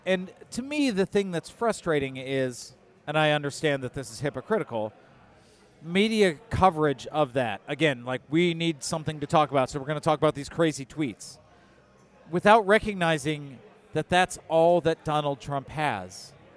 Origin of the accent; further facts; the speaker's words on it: Detroit, Michigan, United States; now in Illinois, United States; I grew up in Detroit